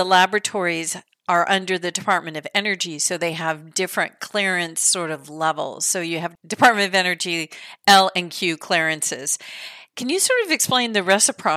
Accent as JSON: {"language": "English", "region": "California", "country": "United States", "tie": "born or raised there", "moved": "yes", "said": "I was a young little nerd when I was growing up in California"}